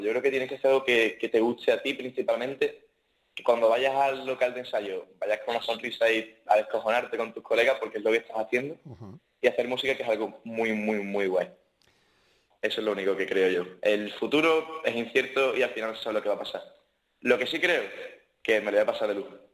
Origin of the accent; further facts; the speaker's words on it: Cádiz, Andalusia, Spain; Yo Soy, gaditano